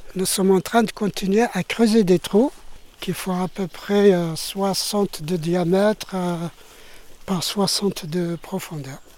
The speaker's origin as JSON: {"language": "French", "country": "Algeria", "also_born_or_lived": "Paris, France", "moved": "as an adult", "lives_now": "France", "said": "je suis euh, d'Algérie. Donc, je viens d'Algérie. J'ai quitté l'Algérie euh, en 2002 ah pour, m'installer en France. J'approchais la cinquantaine"}